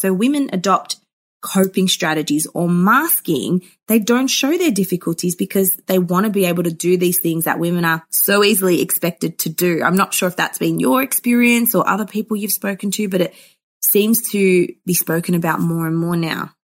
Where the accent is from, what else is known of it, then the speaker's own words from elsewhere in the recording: Melbourne, Victoria, Australia; I grew up in Melbourne, Australia